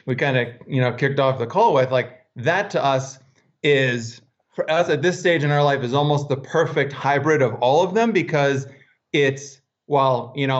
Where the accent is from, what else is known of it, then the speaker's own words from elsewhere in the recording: Pennsylvania, United States; And then I'm kind of a little more mountain guy. I grew up in the Poconos, Pennsylvania.